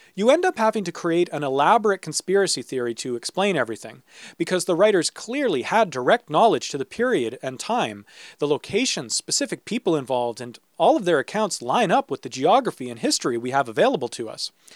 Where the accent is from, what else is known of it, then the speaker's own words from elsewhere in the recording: St. Catharines, Ontario, Canada; my hometown is Saint Catharines